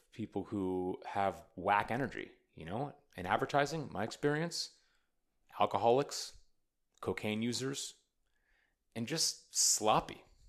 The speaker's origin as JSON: {"language": "English", "country": "United States", "lives_now": "Austin, United States", "said": "I'm an American poet. I'm an American artist."}